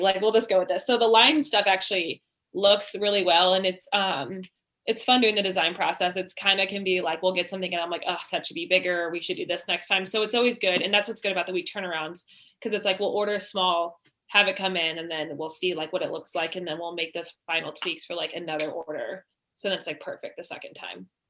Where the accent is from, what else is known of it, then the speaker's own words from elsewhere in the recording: Oakville, Missouri, United States; we're both from Oakville. We went, we live in Oakville. Um, we went to Queen of All Saints grade school